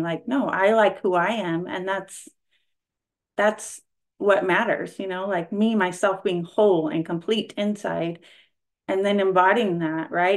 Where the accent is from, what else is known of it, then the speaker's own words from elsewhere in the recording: California, United States; I am from California